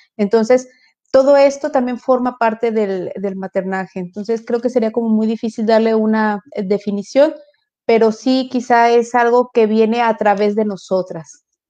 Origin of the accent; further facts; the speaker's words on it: Mexico; aquí el arquetipo que tenemos como mujer mexicana